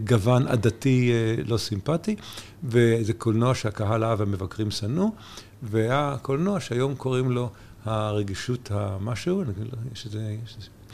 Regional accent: New York, United States; now in Israel; גם גדלתי בניו יורק

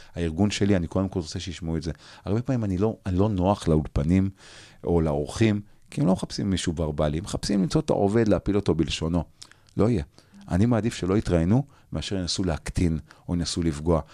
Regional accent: Jerusalem, Jerusalem District, Israel; אני בתור ילד, לא גדלתי בשכונת פאר, גדלתי בשכונת נווה יעקב

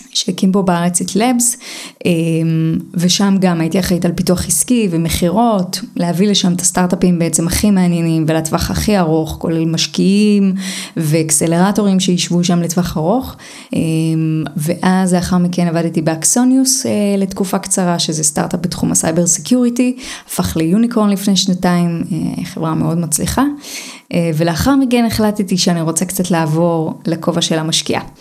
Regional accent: Hadera, Haifa District, Israel; also born or lived in Romania; אז אני נולדתי ברומניה, עליתי לארץ, גדלתי בחדרה. בחדרה לא כל כך מדברים על יזמות וזה

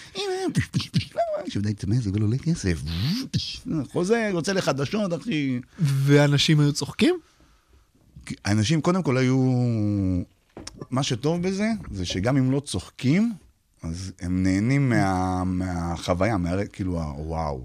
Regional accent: Beersheba, Southern District, Israel; also born or lived in Arad; נולדתי בבאר שבע, ומתישהו עברנו לגור בערד

